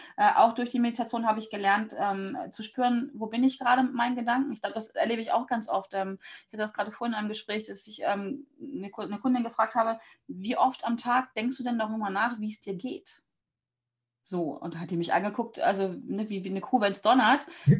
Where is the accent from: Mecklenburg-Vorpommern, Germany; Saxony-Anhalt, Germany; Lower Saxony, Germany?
Lower Saxony, Germany; Hanover; Also ich bin aus Hannover und lebe am mhm. Stadtrand von Hannover